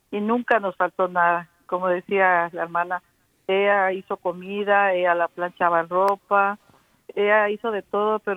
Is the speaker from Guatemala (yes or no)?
yes; Guatemala; Aquí saludándolos desde New Jersey. Soy de Guatemala.